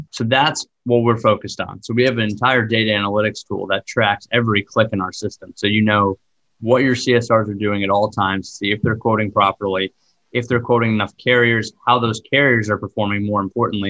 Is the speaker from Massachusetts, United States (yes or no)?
yes; Boston, Massachusetts, United States; I grew up in Boston, about 20 minutes outside the city